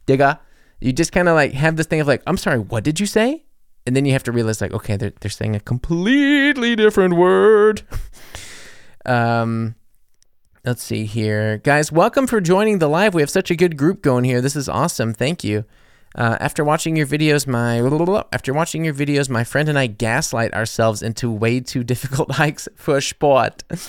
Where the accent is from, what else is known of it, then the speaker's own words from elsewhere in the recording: New Orleans, Louisiana, United States; moved away as an adult; now in Germany; I am American. I am from New Orleans